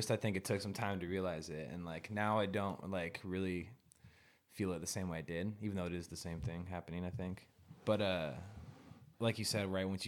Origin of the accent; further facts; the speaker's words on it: Spokane, Washington, United States; also born or lived in Richland, Washington / Coeur d'Alene, Idaho; I was born in Richland. Oh, in Washington. Richland. okay. been in Spokane area most of my like life.